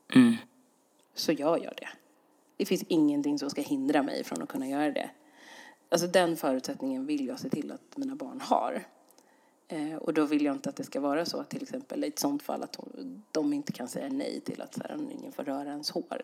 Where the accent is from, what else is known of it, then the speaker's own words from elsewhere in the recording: Sweden; jag är ju svensk, så svensk som man kan bli